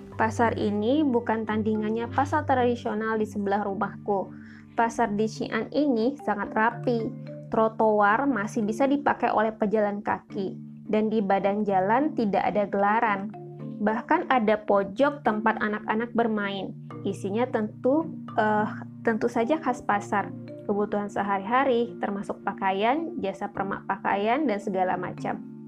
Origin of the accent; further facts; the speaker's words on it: Jakarta, Indonesia; sebagai orang Jakarta, aku terbiasa makan mie hangat